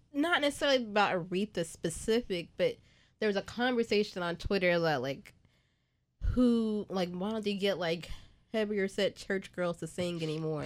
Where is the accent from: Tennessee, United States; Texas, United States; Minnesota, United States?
Texas, United States; Dallas; moved away as an adult; also born or lived in Atlanta / New York; now in Houston, United States; I'm from Dallas